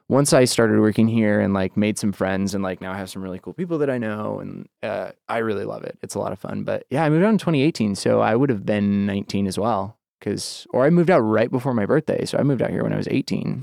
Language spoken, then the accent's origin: English; Boise, Idaho, United States; moved away as an adult; now in Los Angeles, United States; I grew up in Boise